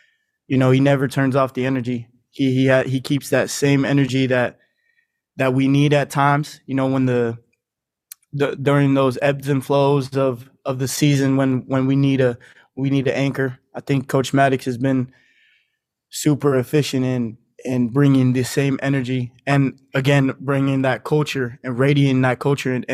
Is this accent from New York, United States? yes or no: no; Reno, Nevada, United States; moved away as an adult; now in San Diego, United States; I was born and raised in Reno, Nevada. That's where my hometown is.